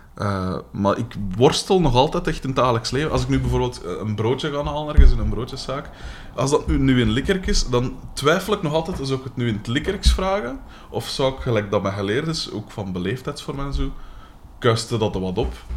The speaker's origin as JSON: {"language": "Dutch", "town": "Aalst", "region": "Flanders", "country": "Belgium", "accent": "Aalsters", "said": "ik ben van de kanten van Aalst"}